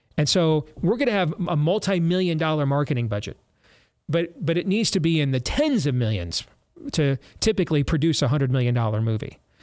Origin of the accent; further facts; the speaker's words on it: Michigan, United States; also born or lived in Florida; when we moved to Michigan the weekend before Thanksgiving in nineteen eighty-three, I was ten years old.